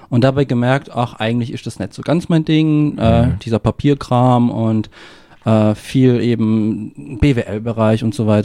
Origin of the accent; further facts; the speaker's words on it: Racibórz, Silesian Voivodeship, Poland; da, wo ich zum Beispiel auf, äh, aufgewachsen bin und wo ich geboren bin, Ratibor, Ratibusch heißt es auf Polnisch